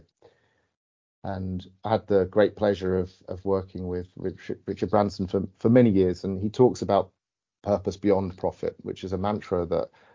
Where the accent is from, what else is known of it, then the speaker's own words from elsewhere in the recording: United Kingdom; as a Brit